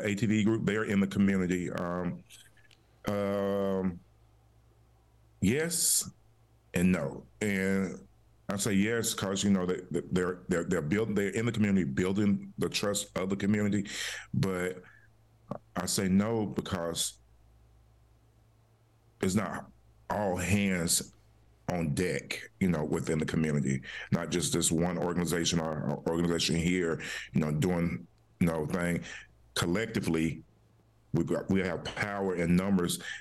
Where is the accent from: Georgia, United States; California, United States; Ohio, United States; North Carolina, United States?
North Carolina, United States; Charlotte; I grew up in Earl Village, in Charlotte